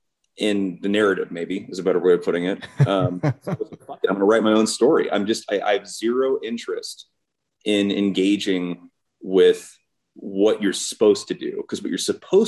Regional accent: Idaho, United States; moved away as an adult; also born or lived in New York City; growing up in Idaho

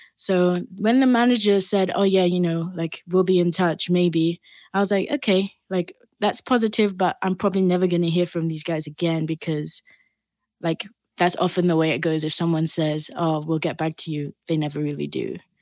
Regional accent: Barbados; moved away as an adult; now in London, United Kingdom; I grew up in the Caribbean, in the island of Barbados.

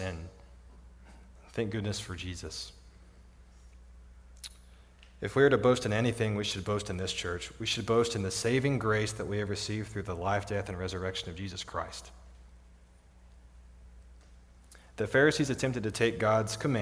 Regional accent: Midland, Texas, United States; now in Odessa, United States; I grew up in Midland.

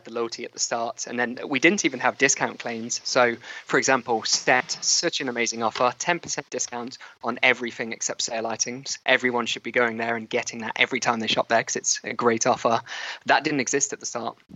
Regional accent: Leicester, East Midlands, United Kingdom; also born or lived in Loughborough; Leicestershire for me, I was born in Loughborough, but then very quickly moved to Leicester

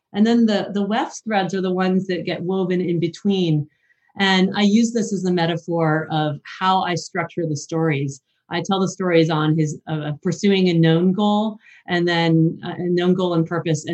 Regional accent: United States; moved away as an adult; now in Japan; I'm an American woman in, the mid-40s

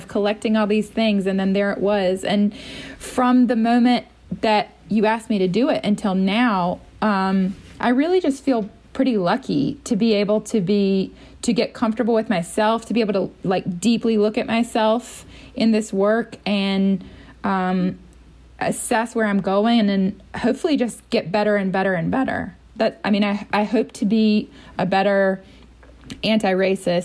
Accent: North Carolina, United States; moved away as an adult; also born or lived in Boston / New York / Minnesota; I'm from North Carolina.

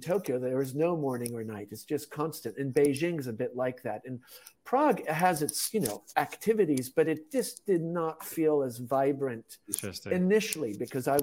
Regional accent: Switzerland; moved away as an adult; also born or lived in Tanzania / China / Japan / Czech Republic; I'm originally from Switzerland, had lived in Europe, educated in Europe

